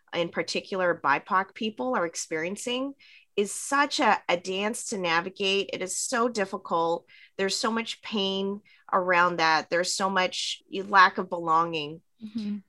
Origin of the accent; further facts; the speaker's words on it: Vancouver, British Columbia, Canada; moved away; also born or lived in Montreal / Hawaii; I grew up in Vancouver. I was actually born in, in Montreal on the East Coast and grew up on the West Coast.